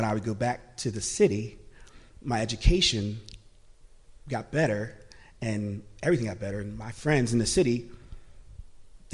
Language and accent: English; Philadelphia, Pennsylvania, United States; I was born in Philadelphia